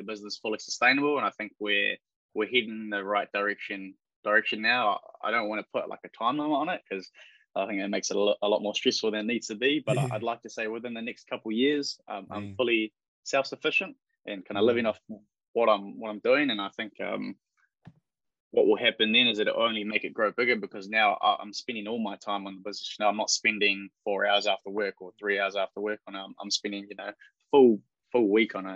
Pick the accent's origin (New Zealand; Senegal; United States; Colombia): New Zealand; Upper Hutt, Wellington; also born or lived in Porirua; Grew up in Upper Hutt. My mum's Filipino, my dad's from London. But I'm a Kiwi kid, man